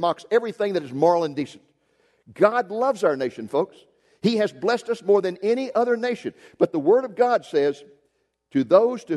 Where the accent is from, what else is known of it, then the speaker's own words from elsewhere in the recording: Waco, Texas, United States; when I was 15 years old, growing up in Waco, Texas